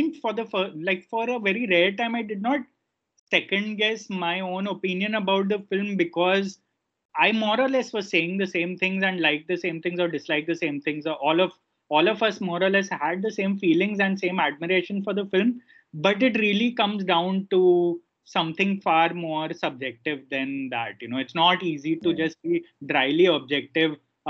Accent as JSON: {"language": "English", "country": "India", "said": "as an Indian"}